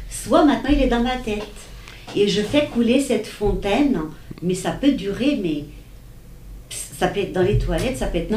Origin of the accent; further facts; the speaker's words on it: Portugal; moved away; j'ai choisi un lieu, c'était un vallon de mon enfance au Portugal